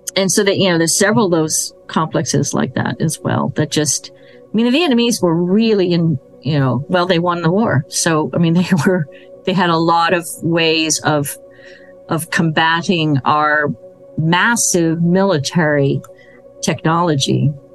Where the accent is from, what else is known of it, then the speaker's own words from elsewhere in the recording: United States; as an American